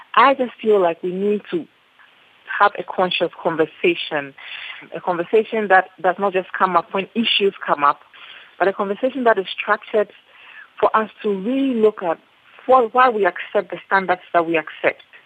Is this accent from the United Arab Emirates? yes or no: no; Ghana; I am Ghanaian